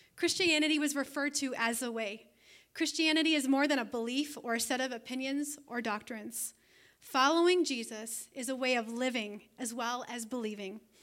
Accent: Canada; moved away as an adult; also born or lived in Toronto, Ontario; now in Siren, Wisconsin, United States; I am actually a Canadian citizen. I am an alien resident here in America.

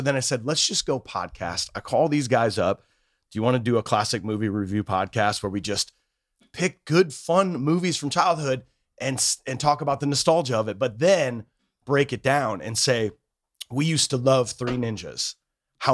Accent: Cedar Rapids, Iowa, United States; We are from Cedar Rapids, Iowa

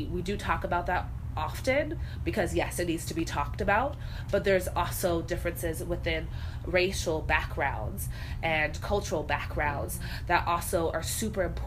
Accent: California, United States; now in Chicago, United States; I'm from California, there was a time in my life when I was a child where I lived in Chicago, south side, because of my family

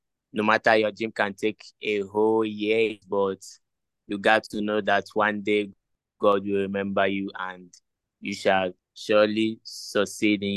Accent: Nigeria; now in Ghana; I'm from Nigeria, but currently I'm in Ghana.

